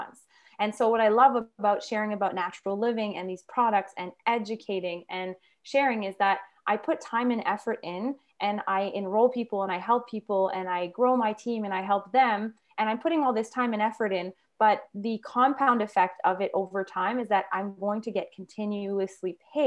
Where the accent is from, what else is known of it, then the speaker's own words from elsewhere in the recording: Quebec, Canada; now in Northern Alberta, Canada; we live in Northern Alberta, and I'm actually from Quebec